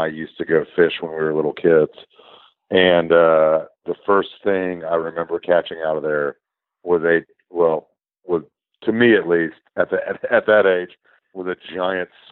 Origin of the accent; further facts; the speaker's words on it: Charlotte, North Carolina, United States; also born or lived in Colorado; I'm from Charlotte originally